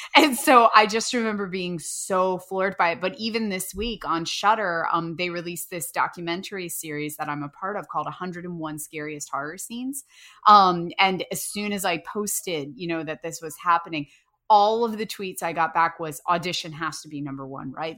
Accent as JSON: {"language": "English", "town": "Winchester", "region": "Virginia", "country": "United States", "tie": "born or raised there", "moved": "yes", "said": "I'm Winchester, Virginia"}